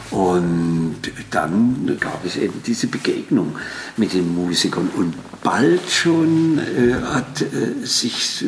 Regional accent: East Germany, Germany; Ja, und äh, da das bei uns im Osten nicht ging, wir hatten nur eine Schallplattenfirma, nämlich Amiga, haben wir uns ganz schnell FMP angeschlossen.

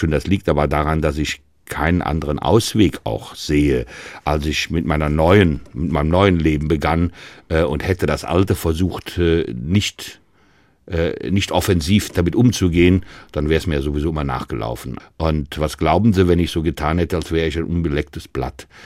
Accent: Bonn, North Rhine-Westphalia, Germany; now in Hesse, Germany; Aus dem Rheinland, ja.

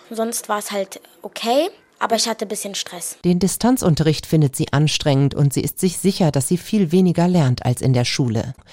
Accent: Großenlüder, Hesse, Germany; Es ist nicht weit für uns uns, wir sind aus Großen Lüder, aber sobald wir einmal über den Berg sind, ist es wie Urlaub hier anzukommen.

